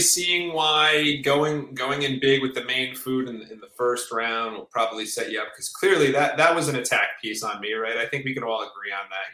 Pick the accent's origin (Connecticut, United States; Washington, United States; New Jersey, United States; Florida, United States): New Jersey, United States; I'm from New Jersey.